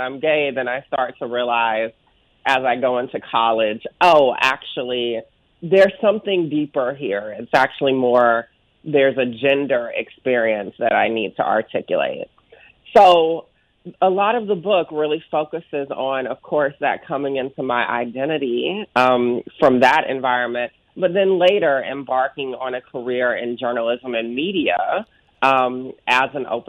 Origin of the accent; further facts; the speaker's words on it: Augusta, Georgia, United States; accent: Southern; my hometown of Augusta, Georgia